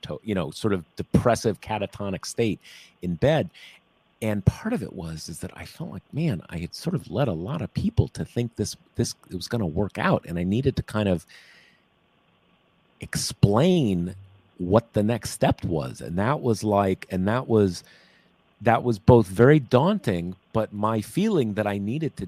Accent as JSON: {"language": "English", "region": "California", "country": "United States", "tie": "born or raised there", "also_born_or_lived": "Missouri", "said": "I was born in Missouri and I was raised in California."}